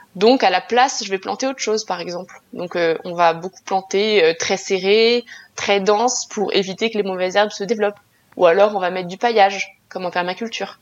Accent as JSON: {"language": "French", "country": "France", "said": "chez nous en France"}